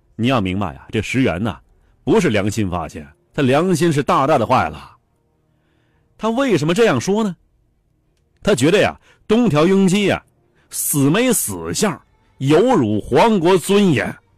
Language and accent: Chinese; China; 在我们中国人看来啊